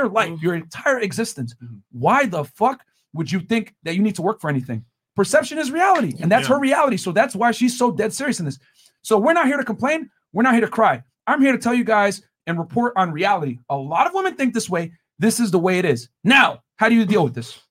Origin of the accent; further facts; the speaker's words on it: Connecticut, United States; I'm from Connecticut